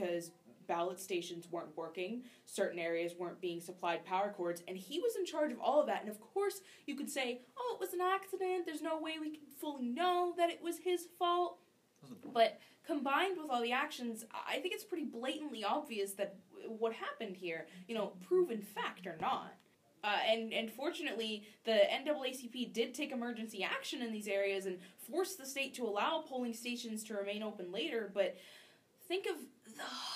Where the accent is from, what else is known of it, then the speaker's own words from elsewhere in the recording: North Carolina, United States; in my home state, North Carolina